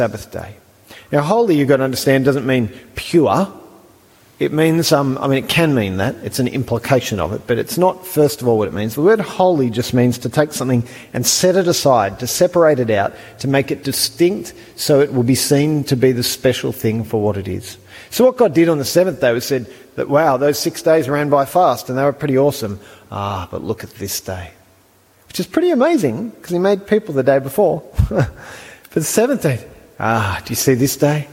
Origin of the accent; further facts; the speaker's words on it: Australia; I'm an Australian